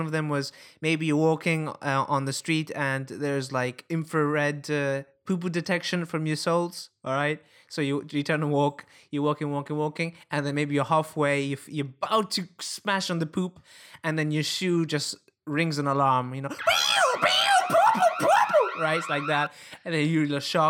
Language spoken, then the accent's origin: English; Italy; English is a second language; because in my hometown it's a very common thing. Everywhere I walk